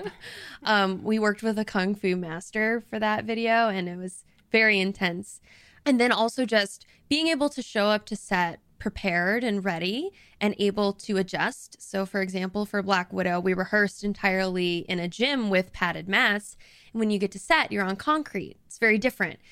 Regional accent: the South, United States; moved away; I'm from the South, so people do a lot of this kind of stuff over there

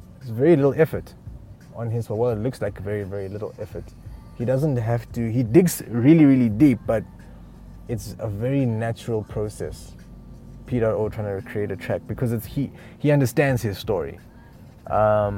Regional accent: Eastern Cape, South Africa; also born or lived in Uganda; I'm originally a Ugandan. I grew up in the Eastern Cape.

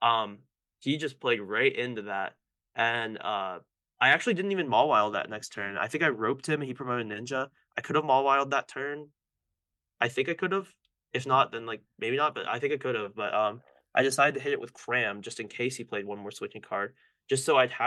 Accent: Florida, United States; I was always from Florida

